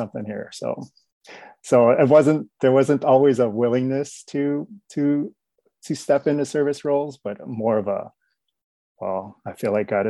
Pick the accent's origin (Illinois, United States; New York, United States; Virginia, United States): Illinois, United States; Chicago; now in Roseville, United States; I was born and raised in Chicago